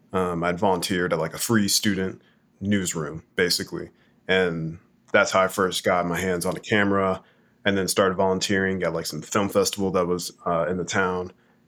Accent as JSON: {"language": "English", "town": "Kansas City", "region": "Missouri", "country": "United States", "tie": "born or raised there", "said": "going to local writing events and things like that growing up in Kansas City, Missouri, that was my initial start into the arts"}